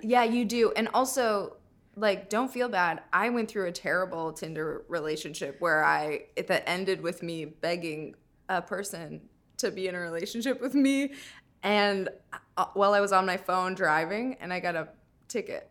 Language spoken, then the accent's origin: English; Minnesota, United States; moved away; I'm from Minnesota